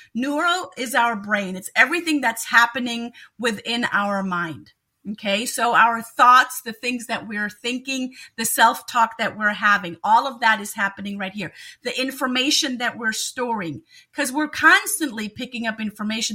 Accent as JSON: {"language": "English", "country": "Germany", "also_born_or_lived": "Munich, Germany", "moved": "as an adult", "lives_now": "Cleveland, United States", "said": "I am originally from Germany, so German by birth"}